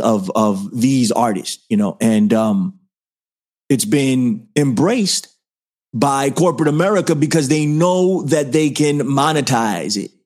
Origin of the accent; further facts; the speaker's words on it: New York City, New York, United States; I'm from the Bronx